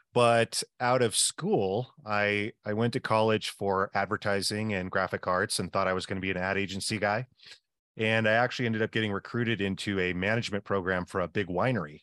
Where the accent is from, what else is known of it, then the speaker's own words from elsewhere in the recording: the Northwest, Pacific Northwest, United States; I'm from the Northwest